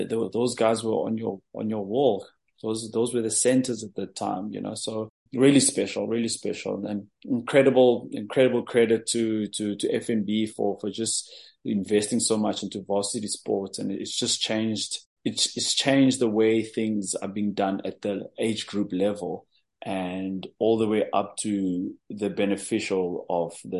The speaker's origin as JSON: {"language": "English", "town": "Johannesburg", "region": "Gauteng", "country": "South Africa", "tie": "born or raised there", "said": "I'm a guy from Alexander Township in Joburg. I grew up there"}